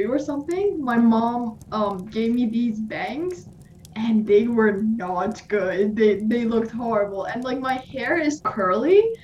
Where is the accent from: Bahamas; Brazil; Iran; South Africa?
Iran; moved away; I'm from Iran